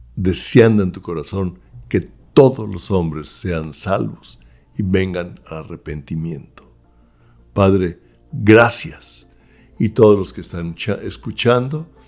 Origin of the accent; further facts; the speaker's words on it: Mexico; now in United States; yo soy mexicano de nacimiento y oro también por México